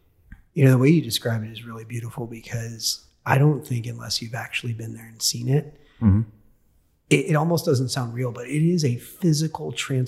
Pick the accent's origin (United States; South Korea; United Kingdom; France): United States; Florida; I grew up in Florida. I know I'm not going to melt.